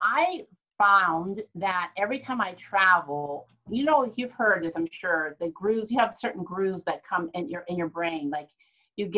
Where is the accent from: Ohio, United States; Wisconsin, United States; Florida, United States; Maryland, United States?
Ohio, United States; moved away; I'm from Ohio